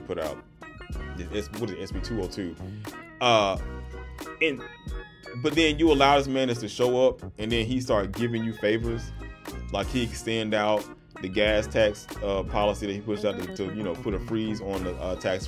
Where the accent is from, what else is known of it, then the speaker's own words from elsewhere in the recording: Georgia, United States; This is my home state